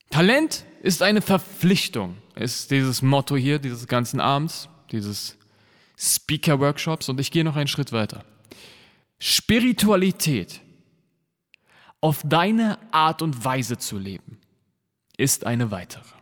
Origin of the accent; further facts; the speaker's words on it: Berlin, Germany; Weißt du, ich bin als Kanake in Neukölln aufgewachsen.